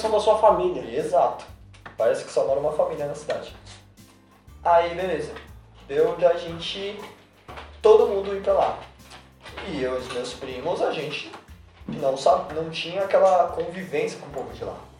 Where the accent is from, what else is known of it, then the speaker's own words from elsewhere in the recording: São Paulo, Brazil; Só eu e meus primos somos daqui de São Paulo